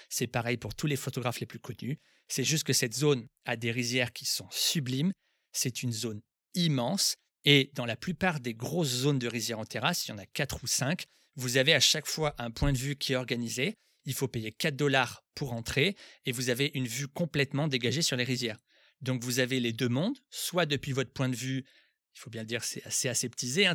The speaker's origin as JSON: {"language": "French", "country": "France", "said": "moi aussi, je suis français"}